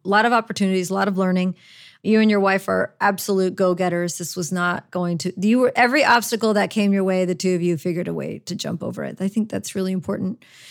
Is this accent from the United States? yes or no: yes; Orlando, Florida, United States; also born or lived in Chicago, Illinois, United States; now in New Orleans, United States; I was raised in Orlando. I, I, was originally born in Chicago, but we moved to Orlando